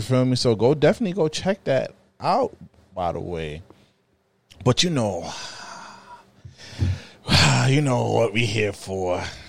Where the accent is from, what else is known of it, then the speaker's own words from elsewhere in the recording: New York City, New York, United States; even though I'm from Brooklyn, though, and, you know, we have like an under hate beef with the Bronx